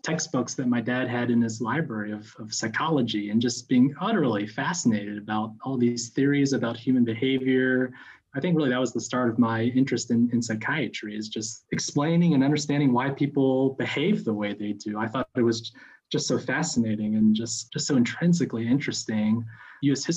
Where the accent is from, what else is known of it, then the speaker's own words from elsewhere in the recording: Lexington, Kentucky, United States; moved away as an adult; also born or lived in China; now in North Carolina, United States; I grew up in Kentucky, in the lovely burb of Lexington, Kentucky